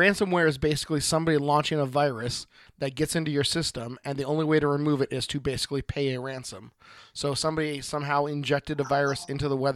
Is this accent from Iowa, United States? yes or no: no; Oregon, United States; from Oregon